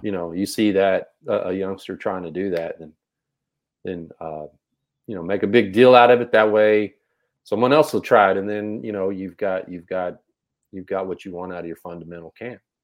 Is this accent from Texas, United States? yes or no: yes; Texas, United States; I'm from Texas, we all play football